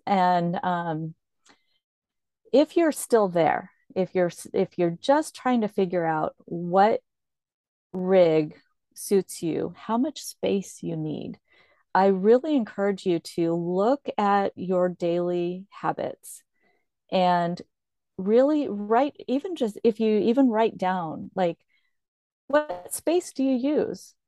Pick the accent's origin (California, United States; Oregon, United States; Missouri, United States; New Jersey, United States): Oregon, United States; Corvallis; moved away as an adult; I'm from Corvallis, Oregon.